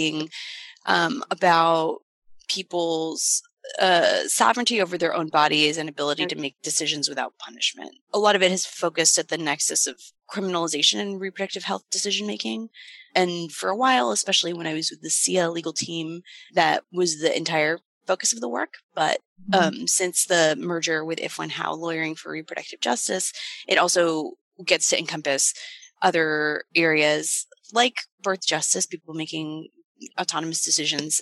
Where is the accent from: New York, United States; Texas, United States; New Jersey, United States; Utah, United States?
Texas, United States; Austin; I grew up in Texas, in Austin, but in suburbs of Austin that are in Williamson County